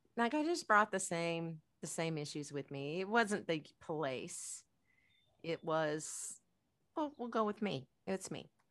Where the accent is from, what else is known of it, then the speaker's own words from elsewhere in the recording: United States; as Americans